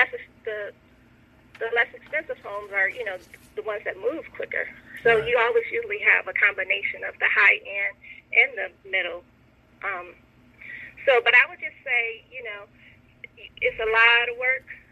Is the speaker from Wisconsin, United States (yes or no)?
no; Michigan, United States; moved away as an adult; now in Atlanta, United States; I'm from Michigan